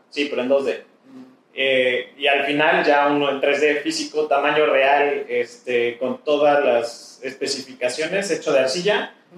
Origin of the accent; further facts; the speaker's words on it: Mexico; como mexicanos